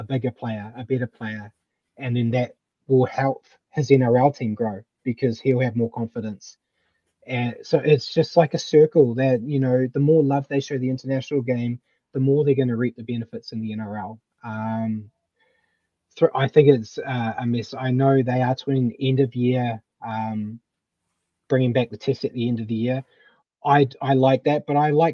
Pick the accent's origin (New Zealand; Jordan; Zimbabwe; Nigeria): New Zealand; Auckland; I'm a Kiwi. I'm from South Auckland, so I have connections to the Polynesian as well